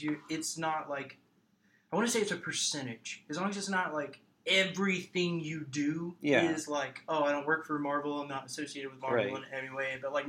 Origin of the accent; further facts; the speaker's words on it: Kennesaw, Georgia, United States; also born or lived in Cartersville, Georgia / Acworth, Georgia; I am from here. I was born in Kennesaw.